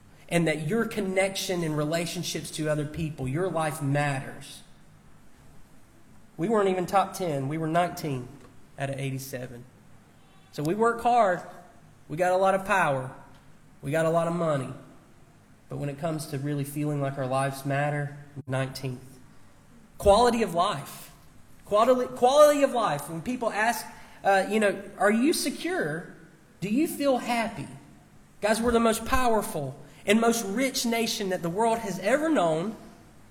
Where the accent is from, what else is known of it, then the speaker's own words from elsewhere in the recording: United States; I'm an American. I was born here